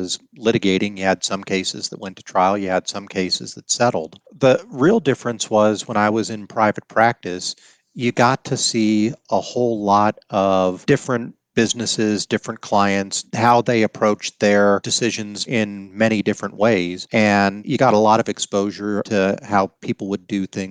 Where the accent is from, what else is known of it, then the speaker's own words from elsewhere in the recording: Colorado, United States; I grew up in Colorado